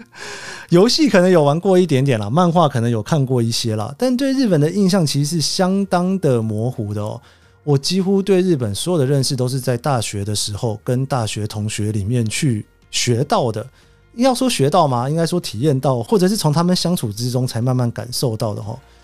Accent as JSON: {"language": "Chinese", "country": "Taiwan", "tie": "born or raised there", "also_born_or_lived": "Japan / United States", "moved": "as an adult", "said": "其实我就土生土长的台湾人嘛，在日本前前后后待了七年多， 美国也待了七年多"}